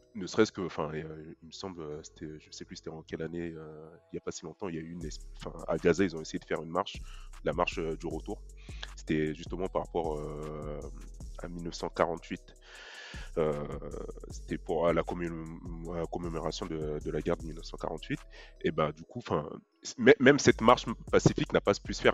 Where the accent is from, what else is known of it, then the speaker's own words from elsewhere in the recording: Mali; je suis malien